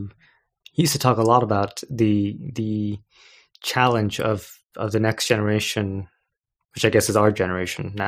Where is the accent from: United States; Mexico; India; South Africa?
India; I'm Indian